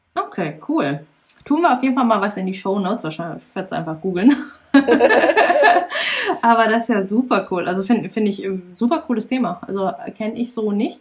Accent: Lower Saxony, Germany; ich bin ja in Niedersachsen auf dem Dorf aufgewachsen

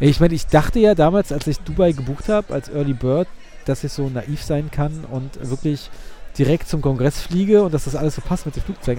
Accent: Berlin, Germany; bin ja Berliner

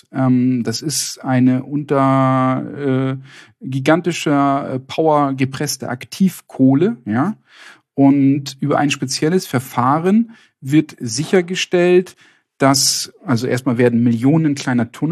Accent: Northern Germany, Germany; In Süddeutschland ist das mehr ein Problem, hier im Norden, wo ich herkomme, nicht.

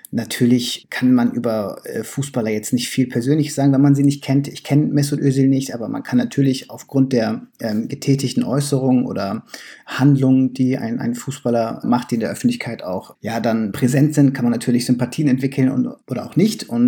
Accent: Bremen, Germany; also ich bin ja äh, in Bremen geboren und aufgewachsen und da kommt man nicht drum herum, Werder Bremen-Fan zu werden.

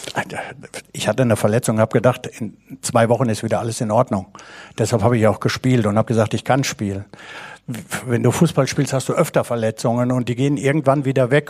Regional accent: Bad Berleburg, North Rhine-Westphalia, Germany; Ich komme aus dem Sauerland, ja. aus Berleburg.

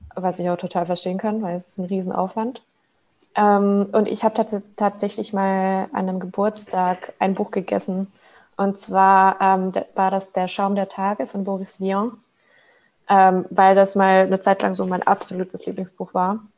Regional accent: Switzerland; moved away as an adult; also born or lived in Hamburg; now in Berlin, Germany; ich komme ursprünglich aus der Schweiz ähm, habe da auch mit 16 halt meine erste Ausbildung gemacht als Buchhändlerin.

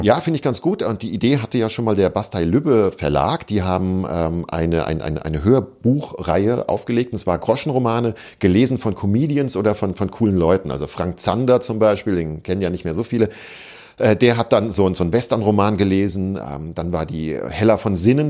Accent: Hesse, Germany; bei uns in Hessen

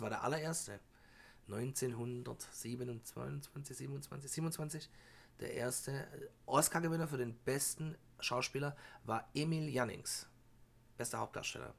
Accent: Germany; bei uns in Deutschland

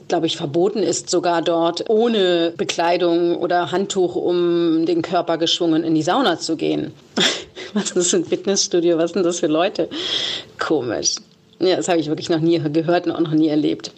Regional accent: the West, West Germany, Germany; ich komme ja auch aus dem Westen

